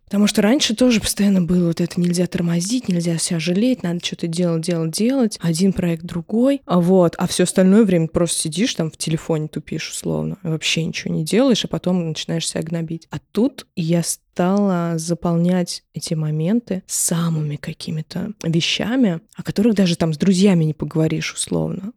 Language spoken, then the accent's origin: Russian; Moscow, Russia; я вот всю жизнь живу в родном городе